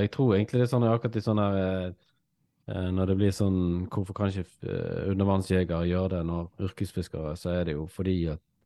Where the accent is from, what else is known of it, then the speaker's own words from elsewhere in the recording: Norway; vi vil jo egentlig som nordmenn